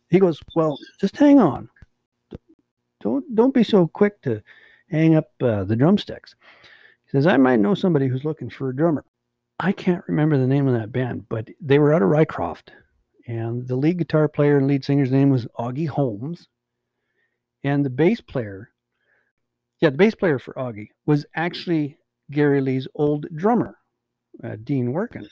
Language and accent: English; Hines Creek, Alberta, Canada; also born or lived in Beaverlodge, Alberta / Manning, Alberta; we moved to Hines Creek in 1974, and that's you know pretty much where I've been ever since